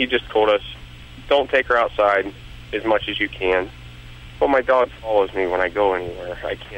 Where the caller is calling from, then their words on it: Youngstown, Ohio, United States; Youngstown, Ohio.